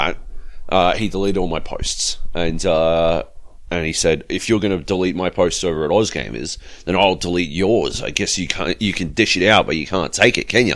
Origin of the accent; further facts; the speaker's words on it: Australia; Actually, I am Australian